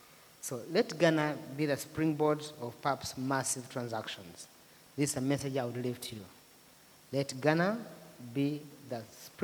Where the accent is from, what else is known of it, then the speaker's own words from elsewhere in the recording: Rwanda; I come from Rwanda, and I did my university in Rwanda.